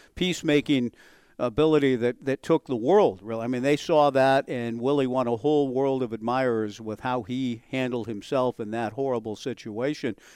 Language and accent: English; Southern California, United States; I was growing up in Southern California